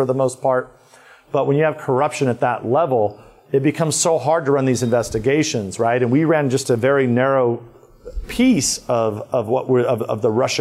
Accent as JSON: {"language": "English", "region": "California", "country": "United States", "tie": "born or raised there", "said": "kind of the safe part of California, here in a few weeks in my hometown"}